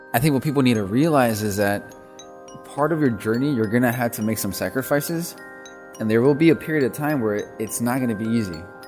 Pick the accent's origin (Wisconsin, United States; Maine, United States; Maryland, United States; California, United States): Wisconsin, United States; Milwaukee; also born or lived in East Coast; I'm originally from Milwaukee, Wisconsin. I'm first generation Mexican American. My parents come from a small farming community, uh, in the state of Jalisco. And, uh, you know, grew up in Milwaukee